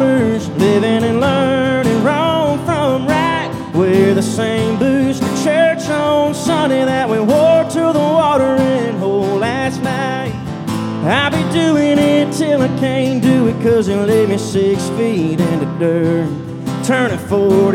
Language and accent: English; Pooler, Georgia, United States; also born or lived in Statesboro, Georgia; I am originally from Pooler, Georgia, right outside of Savannah